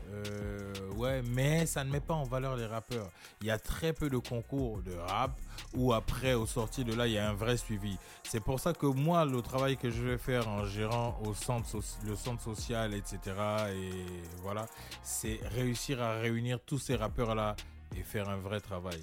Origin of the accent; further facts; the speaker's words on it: Amiens, Hauts-de-France, France; also born or lived in Gabon / Brest; j'ai grandi à Amiens, euh, en Picardie